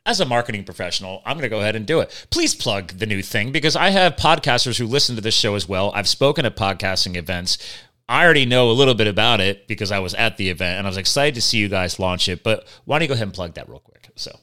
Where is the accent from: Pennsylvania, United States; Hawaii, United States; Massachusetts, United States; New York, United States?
Pennsylvania, United States; right here in my home state of Pennsylvania